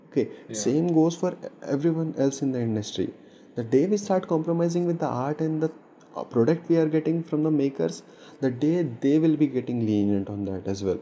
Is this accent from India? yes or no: yes; India; I'm Indian.